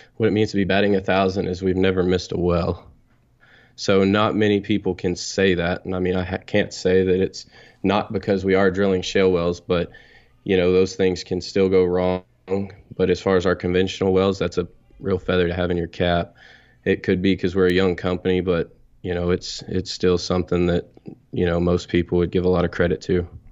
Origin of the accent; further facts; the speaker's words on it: North Texas, United States; I'm from Texas. I'm twenty-nine years old. And I guess I grew up here in North Texas